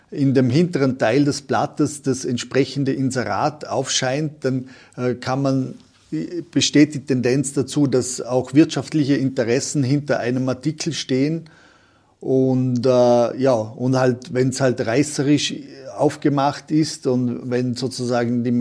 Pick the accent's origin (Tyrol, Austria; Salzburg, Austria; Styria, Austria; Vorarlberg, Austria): Vorarlberg, Austria; der Franz Jägerstätter hier in Oberösterreich oder bei uns in Vorarlberg war das der Provikar Karl Lampert